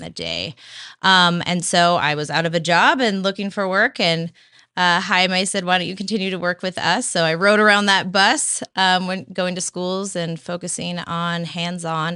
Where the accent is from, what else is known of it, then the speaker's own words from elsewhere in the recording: Santa Cruz, California, United States; also born or lived in Chico, California; I, I grew up in Santa Cruz, California